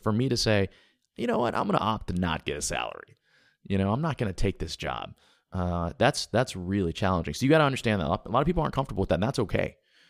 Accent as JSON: {"language": "English", "region": "Alabama", "country": "United States", "tie": "born or raised there", "also_born_or_lived": "Texas / Louisiana / Tennessee / Georgia", "said": "But yeah, I grew up in Alabama, but moved around the South a lot when I was younger. So I mean, literally I'm a deep South product. I went to Texas, Louisiana, Tennessee, Georgia, and Alabama."}